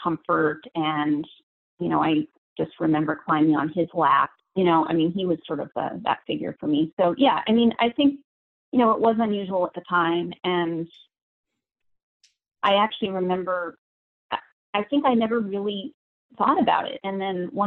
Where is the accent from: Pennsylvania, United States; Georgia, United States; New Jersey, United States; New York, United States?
New York, United States; I'm from New York State, and I'm an only child